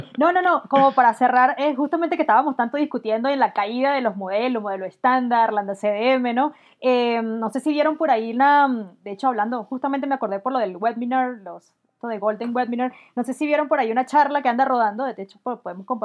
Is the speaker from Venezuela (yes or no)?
yes; Barinas, Venezuela; moved away as an adult; also born or lived in Mérida, Venezuela; now in Bogotá, Colombia; nací, Venezuela? en Barinas. En Barinas es un estado ahí